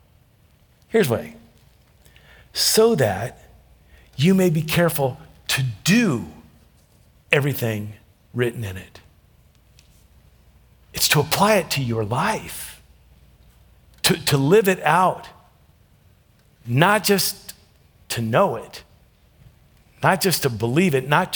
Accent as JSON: {"language": "English", "town": "Ruston", "region": "Louisiana", "country": "United States", "tie": "born or raised there", "said": "I was born in Ruston, Louisiana"}